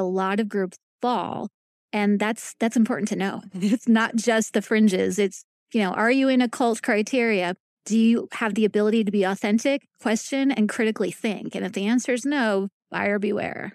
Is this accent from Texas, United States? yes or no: no; New York, United States; moved away as an adult; also born or lived in Long Island / Northern California / Kansas City, Missouri; now in Kansas, United States; I'm from New York, born and raised